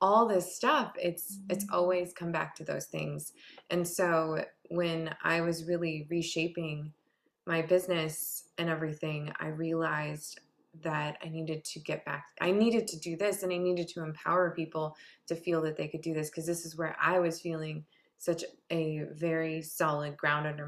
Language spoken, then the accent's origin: English; Harbor Springs, Michigan, United States; I grew up in Harbor Springs, Michigan